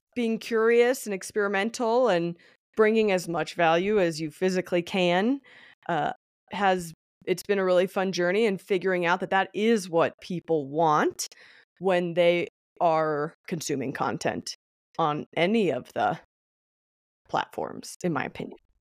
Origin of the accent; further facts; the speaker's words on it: Denver, Colorado, United States; I was born in Denver, Colorado. I still live here to this day.